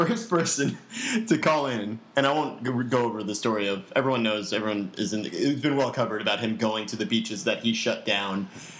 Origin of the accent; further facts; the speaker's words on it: New York, United States; growing up in New York my whole life.